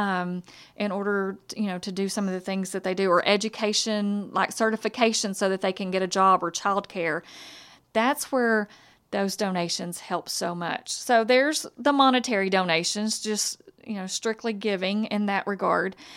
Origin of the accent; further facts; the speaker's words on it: Hudson, Texas, United States; I'm from Lufkin area, from Hudson